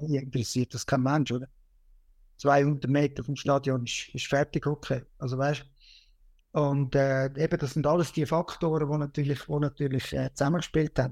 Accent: Switzerland; bei uns in der Schweiz

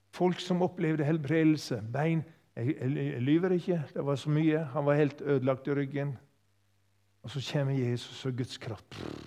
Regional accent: Sogn, Vestland, Norway; also born or lived in Yndesdal; now in Tysvær, Norway; Opprinnelig kom jeg fra Sogn

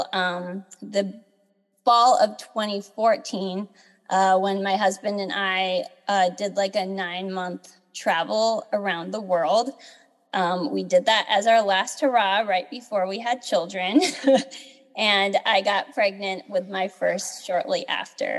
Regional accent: Southern California, United States; I was born and raised in Southern California

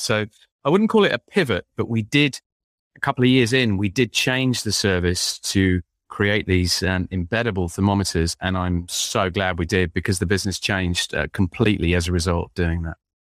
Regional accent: London, United Kingdom; now in Windsor, United Kingdom; I'm an Englishman. I was born in London

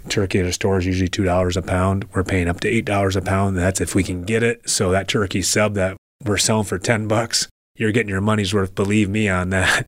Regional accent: Indianapolis, Indiana, United States; also born or lived in Troy, Michigan; now in Port Huron, United States; I'm from Indianapolis, Indiana, where my father played professional hockey. And when he was done playing professional hockey, he opened up a restaurant. So I grew up eating at this restaurant since I was a kid

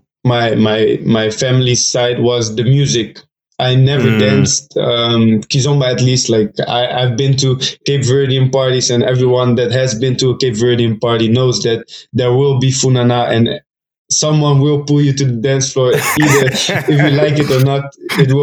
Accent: Netherlands; also born or lived in Portugal / Rotterdam; I moved to the Netherlands when I was around 3 years old

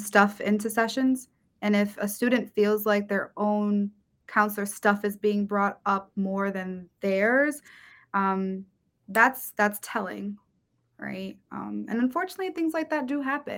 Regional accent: Bridgeport, Connecticut, United States; being born and raised in Bridgeport

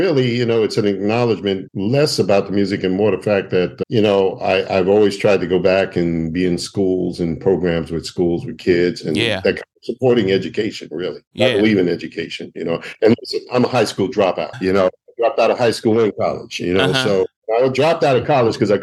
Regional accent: New York City, New York, United States; born or raised there

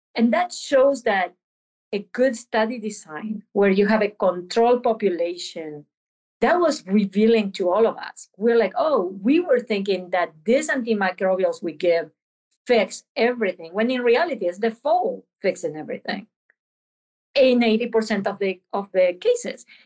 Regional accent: Argentina; moved away; I'm from Argentina

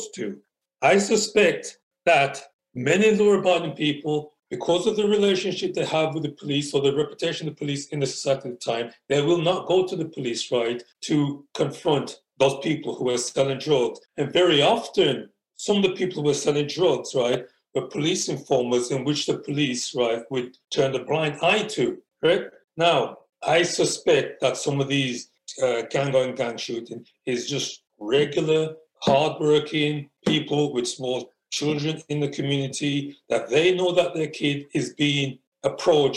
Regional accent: Wolverhampton, West Midlands, United Kingdom; growing up in Wolverhampton

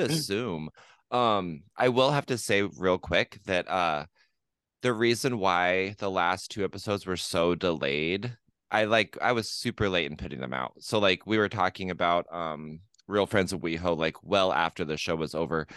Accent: La Grande, Oregon, United States; Le Grand, my hometown where I was born and raised

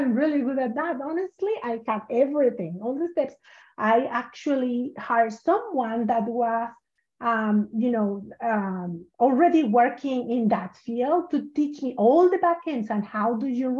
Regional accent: Mexico; moved away as an adult; now in United States; when I moved here to the US, because I'm from Mexico originally, when I moved here to the US

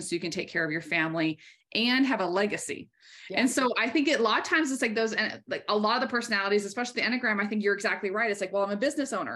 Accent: Maine, United States; I was raised in Maine. I'm very proud of my New England roots

